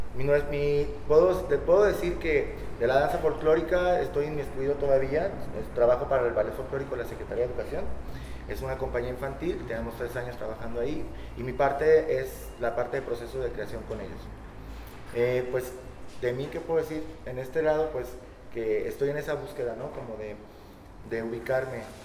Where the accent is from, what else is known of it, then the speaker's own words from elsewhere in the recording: Zamora, Michoacán, Mexico; moved away as an adult; now in Colima, Mexico; soy de Michoacán, soy zamorano.